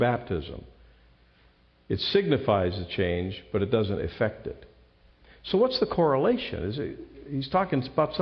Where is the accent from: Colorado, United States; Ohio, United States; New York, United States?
Ohio, United States; moved away; I'm from Ohio